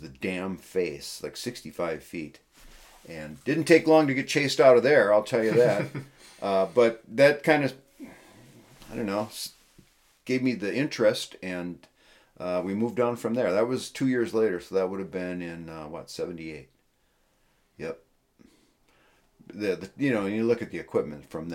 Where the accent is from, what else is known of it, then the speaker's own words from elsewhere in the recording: Milwaukee, Wisconsin, United States; moved away as an adult; also born or lived in Eau Claire, Wisconsin; now in Custer, United States; I grew up in the Milwaukee area in Wisconsin